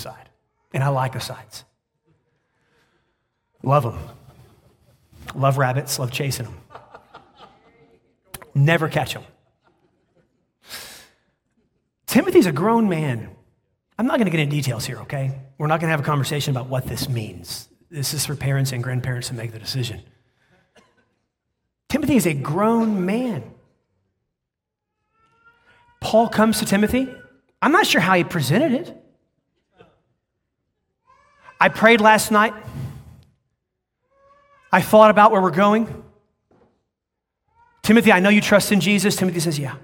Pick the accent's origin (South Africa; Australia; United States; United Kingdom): United States; I'm an American